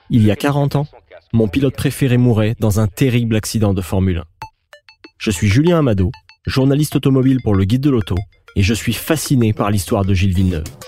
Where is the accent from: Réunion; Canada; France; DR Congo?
Canada; Quebec; C'est chez nous au Québec